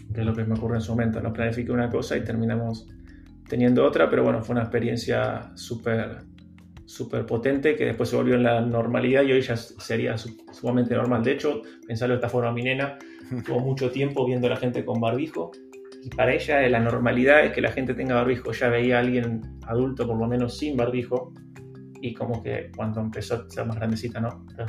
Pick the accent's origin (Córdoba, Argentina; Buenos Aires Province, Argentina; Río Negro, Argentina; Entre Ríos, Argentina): Buenos Aires Province, Argentina; Lanús; moved away as an adult; also born or lived in San Telmo, Buenos Aires / Almagro, Buenos Aires; now in Buenos Aires, Argentina; yo soy de Lanús, o sea, de zona sur, después viví un tiempo en San Telmo, Capital y ahora en Almagro